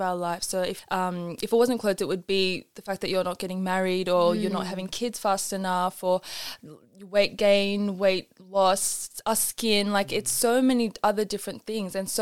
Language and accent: English; Australia; growing up in Australia, we had a lot of access to traditional like South Asian clothing